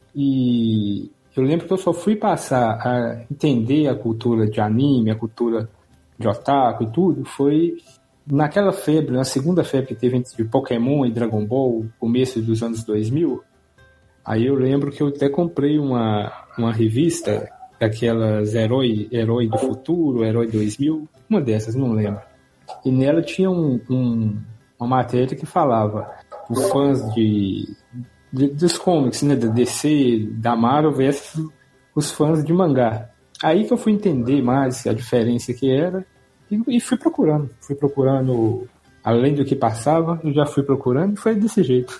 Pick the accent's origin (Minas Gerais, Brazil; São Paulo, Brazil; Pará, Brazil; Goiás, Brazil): Minas Gerais, Brazil; Sou de Minas